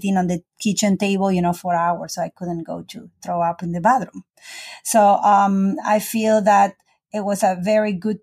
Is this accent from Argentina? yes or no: yes; Argentina; moved away as an adult; now in United States; I'm South American